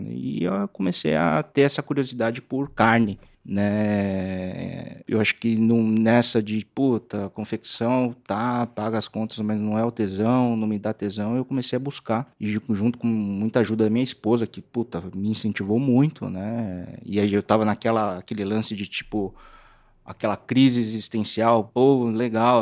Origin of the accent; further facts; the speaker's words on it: São Paulo, Brazil; also born or lived in Santo André; eu sou nascido em Santo André, né? Mas uh, a gente foi mudou para aclimação quando eu tinha sete anos